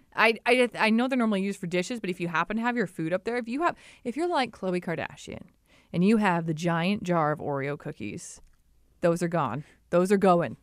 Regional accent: Ripley, Ontario, Canada; I grew up in Ripley, Ontario.

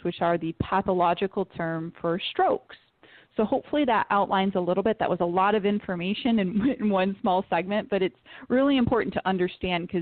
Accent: Detroit, Michigan, United States; I'm from Detroit

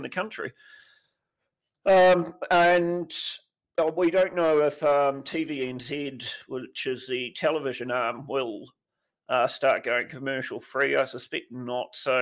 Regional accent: New Zealand; I'm from New Zealand and we just have state-owned television

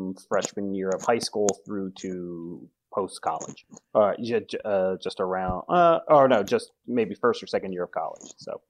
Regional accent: New Jersey, United States; I grew up in New Jersey

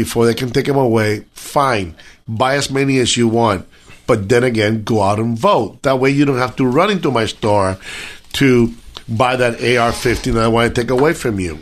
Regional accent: Cuba; now in United States; I'm Cuban. I came from Cuba.

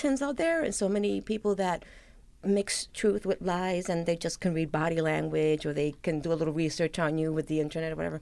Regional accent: New York City, New York, United States; I grew up in the South Bronx

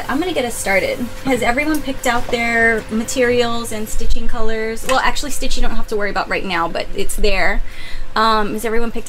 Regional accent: San Antonio, Texas, United States; I'm from San Antonio and I worked for Steve Madden at his retail store.

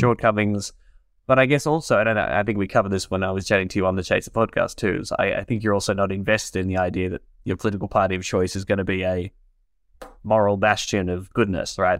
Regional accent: Warrnambool, Victoria, Australia; moved away; Peter Reed from my hometown in Warrnambool

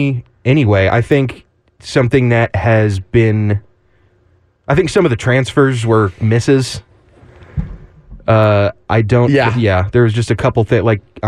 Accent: Austin, Texas, United States; growing up in Austin.

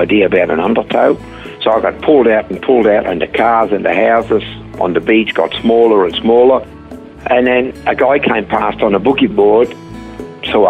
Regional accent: Switzerland; English is a second language; moved away as an adult; now in Australia; I was born in Switzerland many, many years ago.

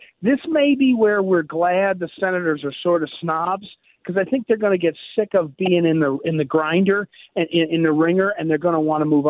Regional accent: Missouri, United States; moved away; he's a friend of mine from my home state of Missouri.

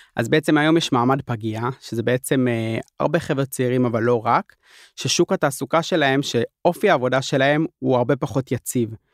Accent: Jerusalem, Jerusalem District, Israel; אני ירושלמי

